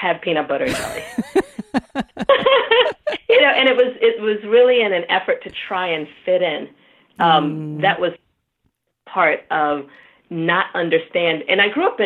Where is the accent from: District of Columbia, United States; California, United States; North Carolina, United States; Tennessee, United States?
District of Columbia, United States; Washington; also born or lived in Nigeria; came here when I was four. So I think for all intents and purposes, I grew up in D.C.